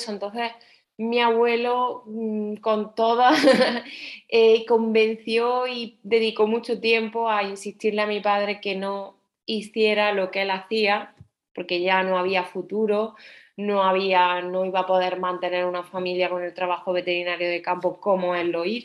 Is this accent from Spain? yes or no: yes; Extremadura, Spain; no tenía nada que ver con el cocido que se hace en mi pueblo, que es más extremeño, ¿no?